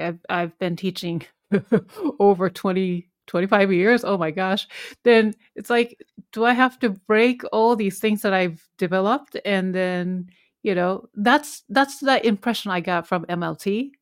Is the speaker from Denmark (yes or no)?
no; Japan; English is a second language; moved away as an adult; I'm originally from Japan, I'm Korean